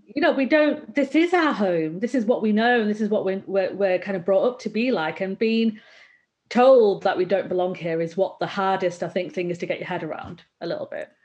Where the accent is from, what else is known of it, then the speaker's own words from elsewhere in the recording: Bolton, North West England, United Kingdom; I'm from Bolton in, in North in Northern England